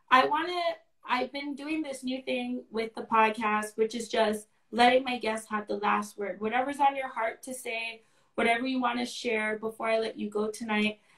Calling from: Maryland, United States; I'm from Maryland and I heard about you through my um cousin.

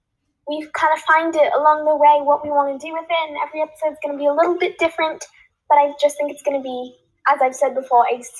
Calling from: California, United States; I am calling from California.

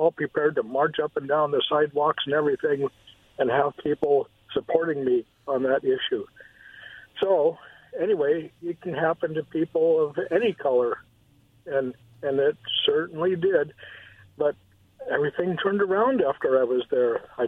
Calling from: Kennewick, Washington, United States; in Kennewick in the car.

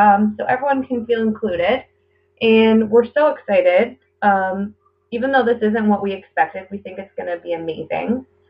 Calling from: Ontario, Canada; I am a listener from Ontario, Canada.

